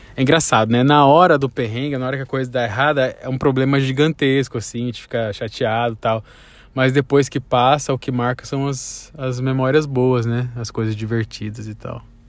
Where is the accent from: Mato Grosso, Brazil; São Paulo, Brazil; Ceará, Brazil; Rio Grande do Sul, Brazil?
Mato Grosso, Brazil; Cuiabá; A gente vem de Cuiabá